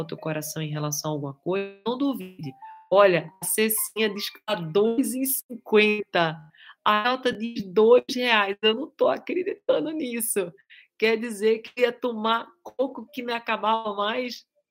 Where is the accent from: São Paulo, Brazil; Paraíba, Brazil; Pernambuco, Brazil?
Pernambuco, Brazil; Recife; now in Guarujá, Brazil; Na minha terra, Recife